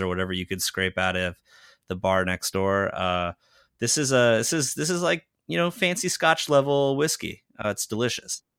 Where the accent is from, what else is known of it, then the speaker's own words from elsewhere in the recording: Southern California, United States; moved away as an adult; also born or lived in Greenville, Illinois / Chicago; now in Austin, United States; I grew up in Southern California